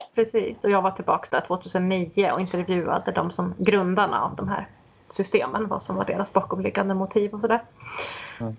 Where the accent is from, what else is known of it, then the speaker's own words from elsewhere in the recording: Sweden; som svensk